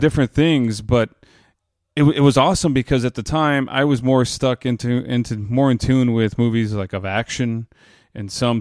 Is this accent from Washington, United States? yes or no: no; Texas, United States; I'm from Texas